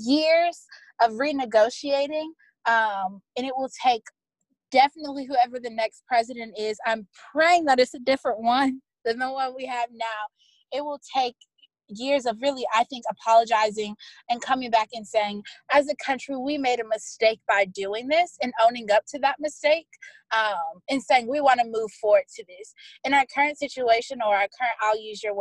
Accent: United States; So as an American

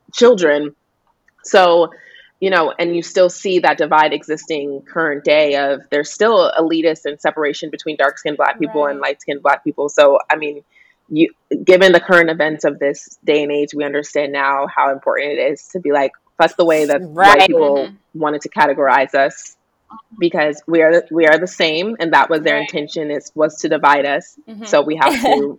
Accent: Denver, Colorado, United States; I grew up in Denver

